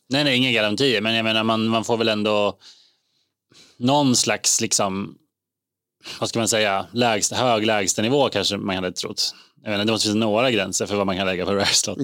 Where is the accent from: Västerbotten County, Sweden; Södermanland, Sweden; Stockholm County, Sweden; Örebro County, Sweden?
Södermanland, Sweden; Eskilstuna; moved away; jag var hemma i Eskilstuna